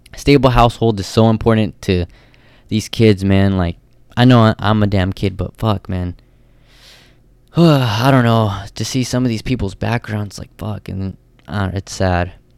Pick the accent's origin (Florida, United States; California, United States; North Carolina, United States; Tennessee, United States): California, United States; Stockton; also born or lived in Livermore, California / Bay Area; I was born and raised in Stockton, uh, till about third grade